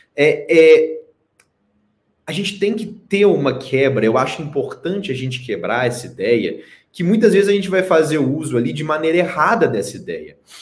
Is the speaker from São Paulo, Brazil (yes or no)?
no; Belo Horizonte, Minas Gerais, Brazil; eu sou o único mineiro em BH ainda